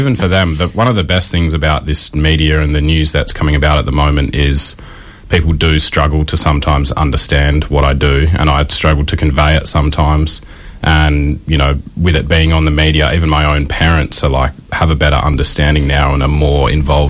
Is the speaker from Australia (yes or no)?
yes; Albany, Western Australia, Australia; I grew up in Albany, just south of Perth